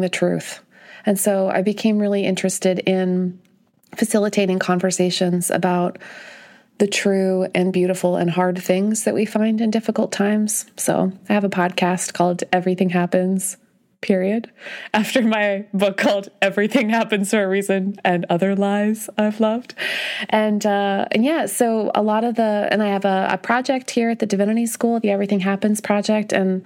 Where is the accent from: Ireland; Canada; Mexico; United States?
Canada; moved away; I'm the kind of Canadian who brings it up this early, I guess, in the conversation. So I'm from Canada